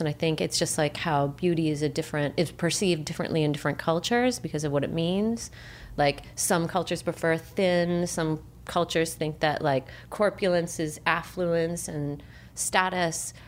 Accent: Chicago, Illinois, United States; now in California, United States

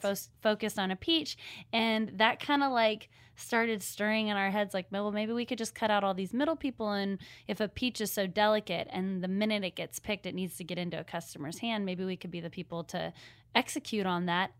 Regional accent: Seattle, Washington, United States; moved away as an adult; now in Nashville, United States; I'm from Seattle. We are living in Nashville

